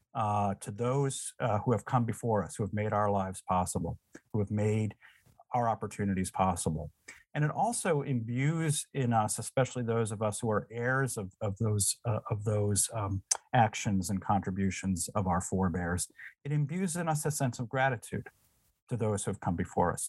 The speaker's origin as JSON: {"language": "English", "town": "Windsor", "region": "Connecticut", "country": "United States", "tie": "born or raised there", "moved": "yes", "said": "I grew up in a town, Windsor, Connecticut"}